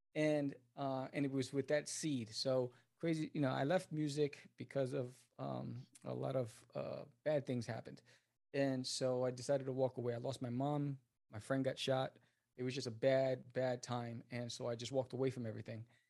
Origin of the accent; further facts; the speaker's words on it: New York City, New York, United States; moved away as an adult; also born or lived in Brooklyn / New Jersey; now in Dallas, United States; I was born in Brooklyn, raised in Queens, uh, moved to Jersey when I got married, and then now I'm in Texas